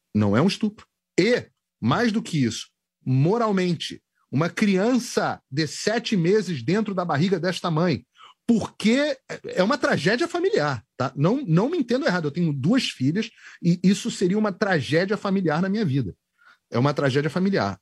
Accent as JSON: {"language": "Portuguese", "region": "Rio de Janeiro", "country": "Brazil", "moved": "yes", "lives_now": "United States", "said": "eu sou carioca"}